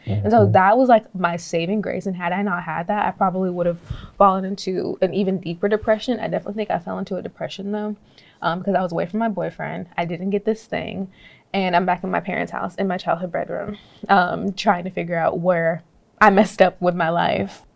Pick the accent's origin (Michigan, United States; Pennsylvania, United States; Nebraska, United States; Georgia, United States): Georgia, United States; I'm from Georgia, never been out in no cold